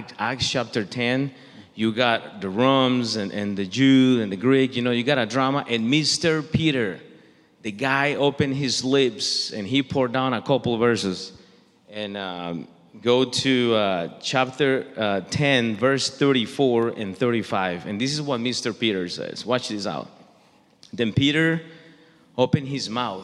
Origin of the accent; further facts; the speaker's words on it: Costa Rica; now in Kansas City, United States; I'm Latino. I'm from Costa Rica